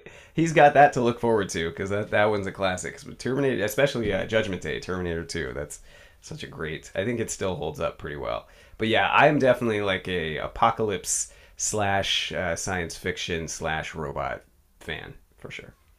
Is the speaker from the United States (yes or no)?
yes; Bay Area, California, United States; also born or lived in East Bay / San Francisco; I grew up in the Bay Area